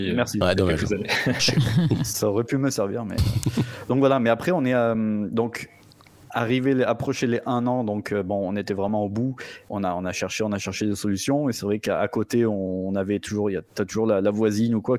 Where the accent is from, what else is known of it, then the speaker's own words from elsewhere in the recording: France; now in Vienna, Austria; non je suis français, madame.